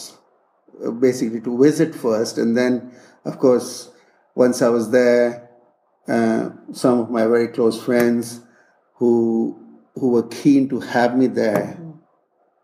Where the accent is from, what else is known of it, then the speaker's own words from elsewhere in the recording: India; moved away as an adult; also born or lived in California, United States / Kentucky, United States; I'm from India originally, did my school, my bachelor's degree in India